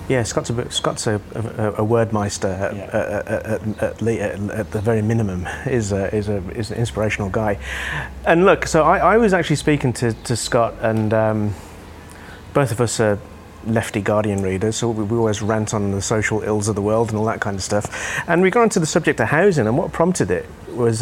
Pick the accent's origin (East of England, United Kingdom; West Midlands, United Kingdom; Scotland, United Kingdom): West Midlands, United Kingdom; Birmingham; moved away; I grew up in a reasonably deprived area of the UK in in Birmingham, around the Midlands